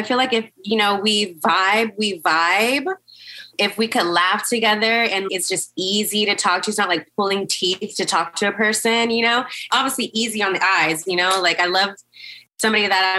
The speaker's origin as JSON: {"language": "English", "region": "California", "country": "United States", "said": "But I'm from California, in my late 20s. I'm just, you know, fun-loving girl out"}